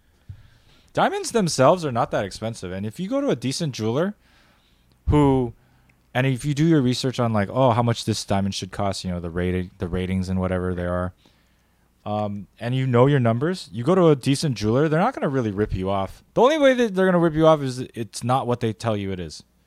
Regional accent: United States; That's being real as an American

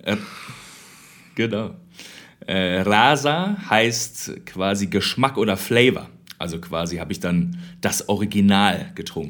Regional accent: Germany; moved away as an adult; also born or lived in Austria; ich bin aus Deutschland

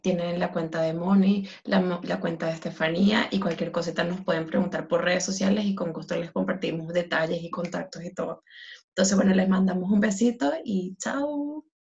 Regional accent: Venezuela; moved away; mi experiencia como, sea, como venezolana, que nosotros literalmente no, la familia se, se, des, cada quien está en un país diferente

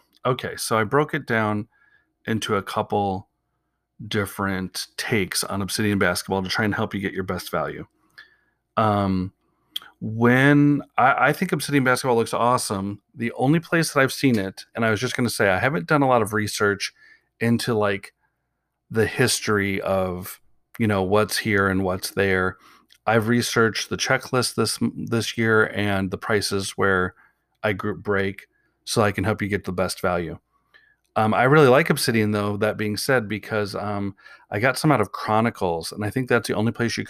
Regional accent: Portland, Oregon, United States; even though I'm from Portland and I like the Blazers

